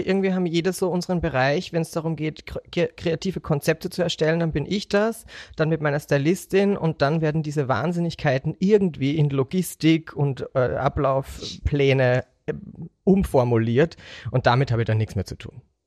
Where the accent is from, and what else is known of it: Austria